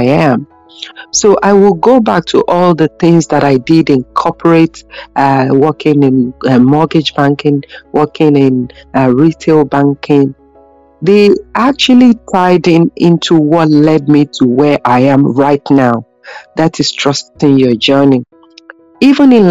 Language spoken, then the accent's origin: English; Nigeria; moved away as an adult; now in Ireland; when I came here as a Nigerian in Ireland